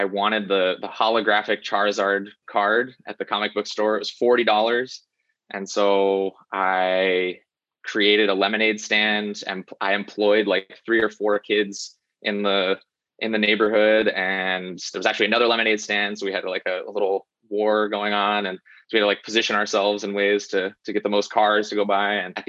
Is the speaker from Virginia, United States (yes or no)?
yes; Virginia, United States; also born or lived in North Carolina; The first 7 years of my life were in North Carolina, and then we moved to Virginia. My dad was military, and then I spent my formative years in Virginia.